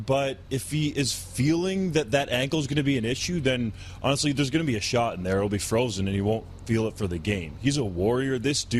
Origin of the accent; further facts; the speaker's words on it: Canada; We're Canadian